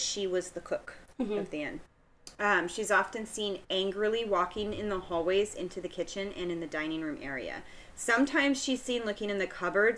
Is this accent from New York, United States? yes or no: no; Vermont, United States; I'm from the East Coast, and I grew up in Vermont